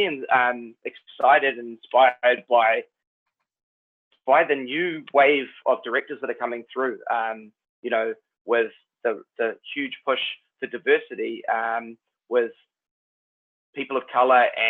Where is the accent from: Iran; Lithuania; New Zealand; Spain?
New Zealand; accent: Kiwi; my own Kiwi accent